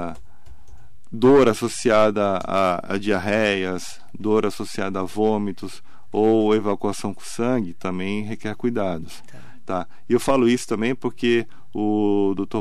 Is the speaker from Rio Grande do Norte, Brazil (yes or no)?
no; Santos, São Paulo, Brazil; now in Mogi das Cruzes, Brazil; Eu sou de Santos. Eu sou, eu sou mais mogiano do que santista